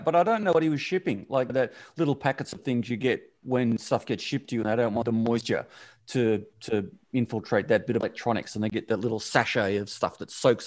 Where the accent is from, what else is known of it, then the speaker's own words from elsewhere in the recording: Australia; my teen years as a Aussie male coming into adulthood